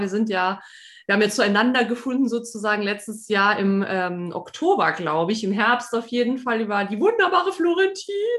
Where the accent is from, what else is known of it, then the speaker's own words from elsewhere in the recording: Saarland, Germany; weil wir auch schon allein schon aus dem Saarland kommen, ne? wir sind ja Saarländerin